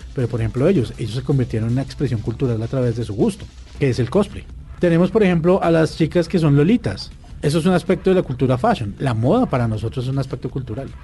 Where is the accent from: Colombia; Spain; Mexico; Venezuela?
Colombia; como colombianos